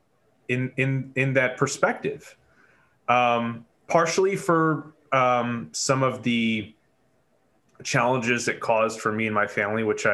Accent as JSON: {"language": "English", "town": "Syracuse", "region": "New York", "country": "United States", "tie": "born or raised there", "said": "I born and raised in Syracuse myself"}